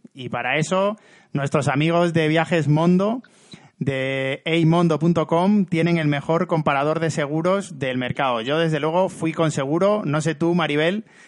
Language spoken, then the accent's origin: Spanish; Cáceres, Extremadura, Spain; en mi pueblo de Cáceres